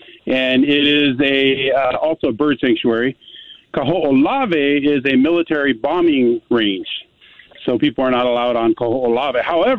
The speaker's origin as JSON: {"language": "English", "town": "Hilo", "region": "Hawaii", "country": "United States", "tie": "born or raised there", "moved": "yes", "said": "I am from there. I grew up in Hilo on the Big Island"}